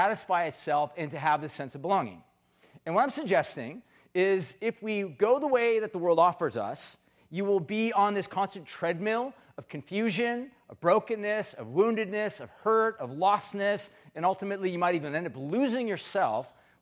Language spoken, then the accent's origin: English; United States; as an American